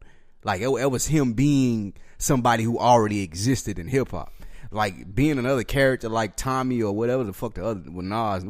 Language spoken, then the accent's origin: English; Nashville, Tennessee, United States; I'm from Nashville, so right. I'm saying from how I look at a Memphis motherfucker.